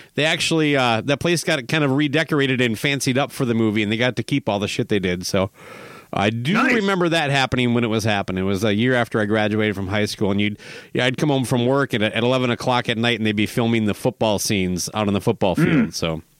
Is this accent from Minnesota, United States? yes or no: yes; Minnesota, United States; But you know, I'm a Minnesotan. We're super nice.